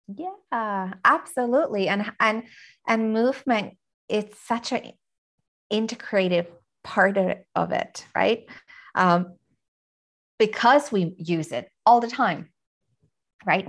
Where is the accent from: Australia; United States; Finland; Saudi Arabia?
Finland; I'm from Finland